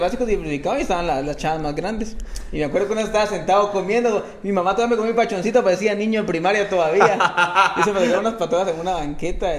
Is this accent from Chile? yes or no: no; Guatemala City, Guatemala Department, Guatemala; normalmente todo fue en zona 5. Ah, Tuve mis momentos en zona 7, no fue mucho, pues, o sea, era por momentos, pero normalmente sí en zona 5. Ahí estudié, ahí me gradué, ahí crecí